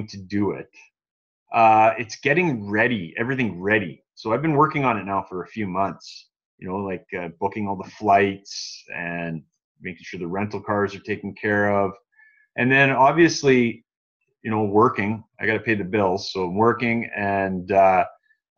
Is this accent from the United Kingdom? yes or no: no; Canada; as a Canadian, I would much rather be going in December